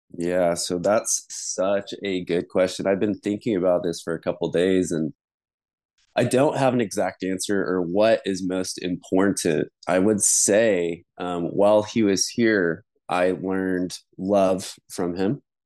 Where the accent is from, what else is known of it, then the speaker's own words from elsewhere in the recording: Denver, Colorado, United States; I grew up in Denver, Colorado, in the suburbs